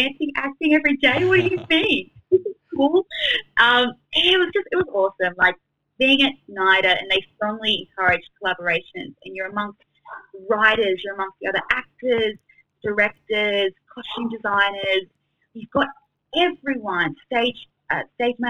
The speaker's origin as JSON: {"language": "English", "town": "Sydney", "region": "New South Wales", "country": "Australia", "tie": "born or raised there", "said": "I was fortunate enough to stay in Sydney with my family, and yeah, I got to study in my hometown."}